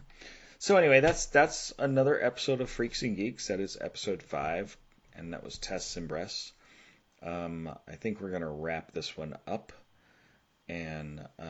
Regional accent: Southern California, United States; I grew up in Southern California

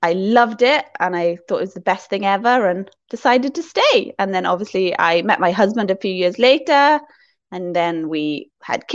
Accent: Wales, United Kingdom; moved away as an adult; also born or lived in Ras Al Khaimah, United Arab Emirates; now in Dubai, United Arab Emirates; I was born in Wales, and I spent the first 21 years of my life in Wales.

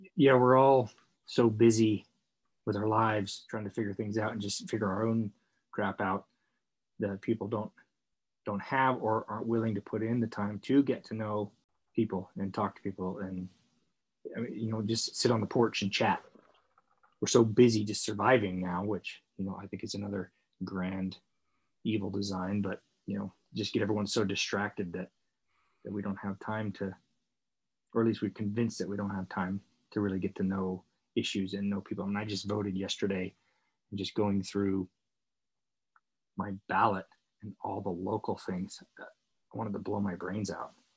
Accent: Northern California, United States; I grew up in Northern California

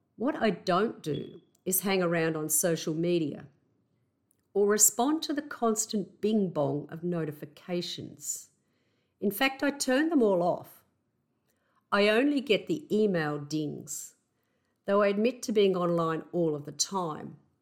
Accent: Australia; accent: Aussie; my Aussie accent

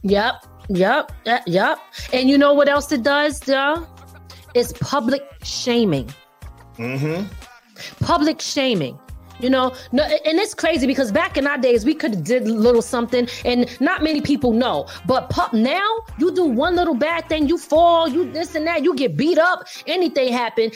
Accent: Philadelphia, Pennsylvania, United States; also born or lived in 845 area code (Hudson Valley, New York); now in Hudson Valley, New York, United States; I'm originally from Philly, okay? West Philly, born and raised

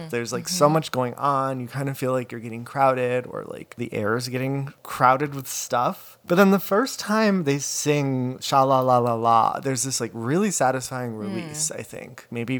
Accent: Midwest, United States; Growing up in the Midwest, there's not a lot of geography

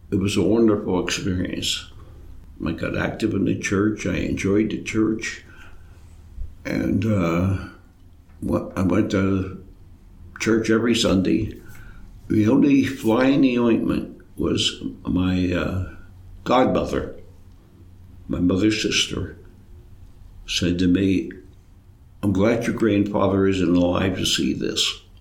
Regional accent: Altoona, Pennsylvania, United States; I was born in Altoona, Orthodox parents, Orthodox families. For reasons I don't know, I was baptized in Johnstown

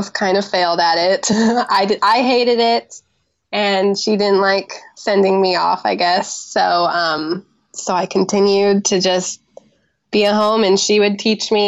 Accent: Washington, United States; Grew up in Washington State on my grandparents' apple orchard

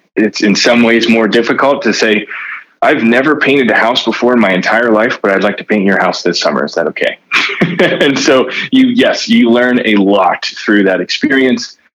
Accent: Reading, Pennsylvania, United States; I grew up in Reading, Pennsylvania

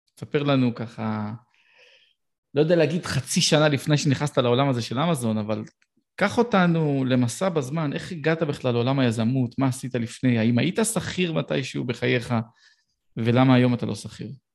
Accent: Petah Tikva, Central District, Israel; גדלתי בפתח תקווה

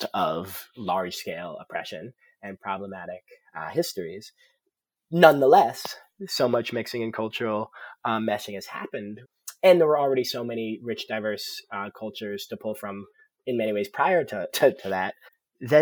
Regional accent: Providence, Rhode Island, United States; Growing up in Providence, Rhode Island

